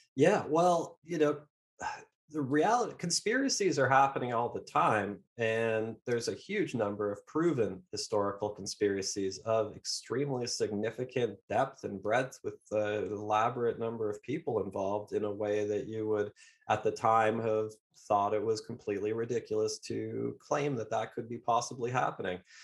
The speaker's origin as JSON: {"language": "English", "country": "Canada", "said": "I'm Canadian"}